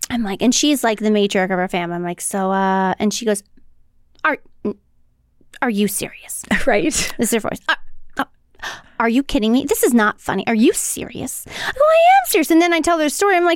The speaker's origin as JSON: {"language": "English", "town": "St. Louis", "region": "Missouri", "country": "United States", "said": "I don't know what I'm doing. I'm from St. Louis."}